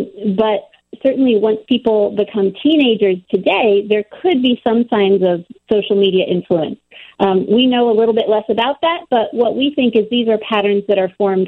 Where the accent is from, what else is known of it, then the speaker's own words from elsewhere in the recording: Ohio, United States; moved away; So I am from north of the Mason-Dixon line and east of the Mississippi. I grew up in Ohio.